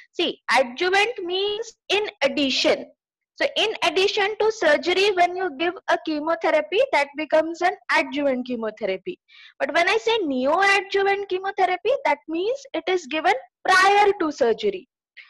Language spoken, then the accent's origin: English; Ranchi, Jharkhand, India; also born or lived in Delhi / Bangalore; I am basically from Ranchi, Jharkhand, and I have traveled across country, and I have lived in Delhi for a year. I was in Bangalore for almost 5 years